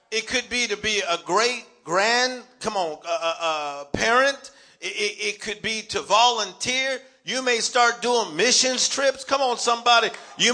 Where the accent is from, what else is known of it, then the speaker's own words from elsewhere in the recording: Los Angeles, California, United States; I'm from Los Angeles